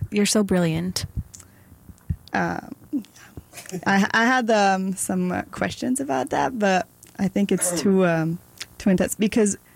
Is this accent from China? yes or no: no; Newfoundland and Labrador, Canada; now in Montreal, Canada; It's different, but it's also the same. Like I'm from Terre-Neuve